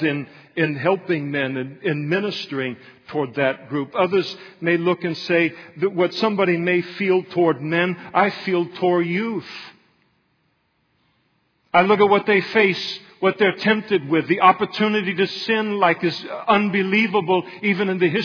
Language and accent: English; Napa, California, United States; now in Modesto, United States; Napa, where I come from